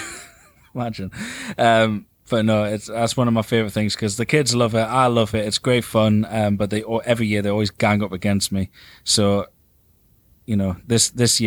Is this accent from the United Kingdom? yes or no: yes; England, United Kingdom; because we're English